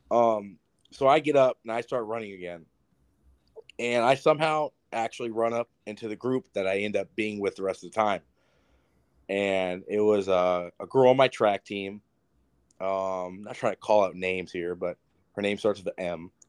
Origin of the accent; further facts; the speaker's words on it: Yucaipa, California, United States; the goal is to get to the Boulevard because that's like the biggest uh, street in uh, my hometown is called Yucaipa.